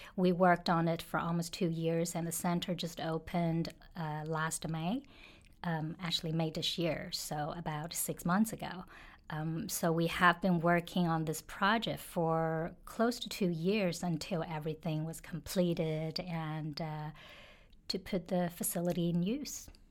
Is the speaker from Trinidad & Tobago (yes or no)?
no; China; now in Hong Kong; I grew up in China and have lived in China, worked in China for, for some time